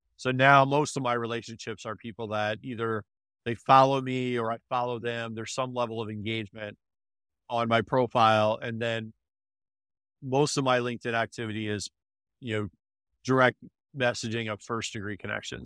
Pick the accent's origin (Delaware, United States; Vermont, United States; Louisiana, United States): Delaware, United States; I grew up in, uh, Delaware, Delaware, went to University of Delaware